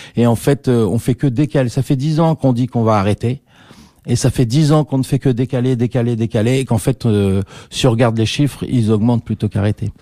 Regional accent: Liège, Wallonia, Belgium; on a formé au Conservatoire de Liège, on est liégeois

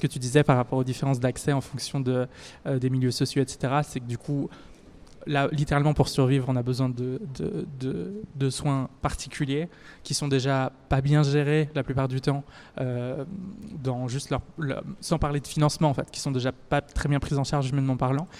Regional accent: France; now in Brussels, Belgium; je suis française

